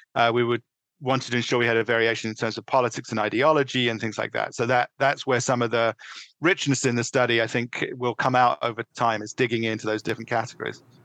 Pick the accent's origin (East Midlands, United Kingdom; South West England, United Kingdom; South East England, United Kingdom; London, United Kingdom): London, United Kingdom; moved away as an adult; also born or lived in New York City; now in Connecticut, United States; I was born in the northeast London, uh, in a, in suburban London, let's put it, and I grew up uh, through undergraduate living uh, in England